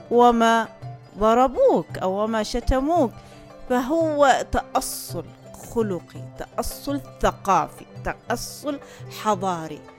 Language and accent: Arabic; Oman; انا عماني ب وراي تاريخ وراي ثقافة وراي لغة وراي انتماء